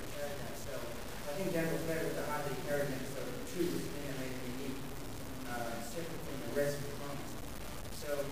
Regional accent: New Zealand; I was also in New Zealand because I'm a native Maori

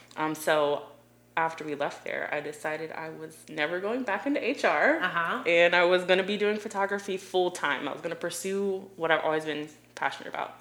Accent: Delaware, Ohio, United States; moved away as an adult; also born or lived in South Carolina; now in Columbia, South Carolina, United States; I'm from a really small town called Delaware, Ohio, right outside of Columbus, Ohio.

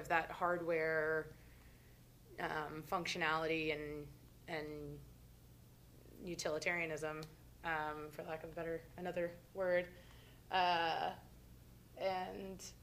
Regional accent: Brevard, North Carolina, United States; also born or lived in Boone; now in Asheville, United States; I'm from Brevard.

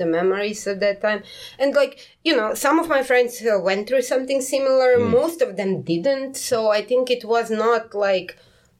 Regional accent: Karlovac, Karlovac County, Croatia; moved away as an adult; now in South Korea; some hour out of Karlovac, my hometown

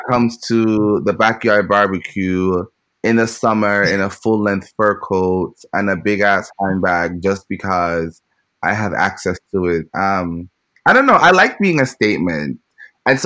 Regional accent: Jamaica; moved away as an adult; growing up in Jamaica

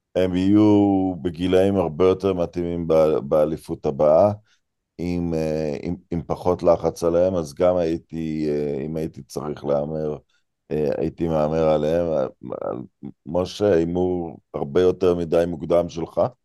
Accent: Israel

